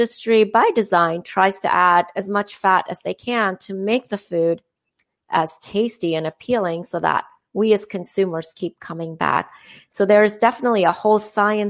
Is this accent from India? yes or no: yes; India; moved away; I'm from India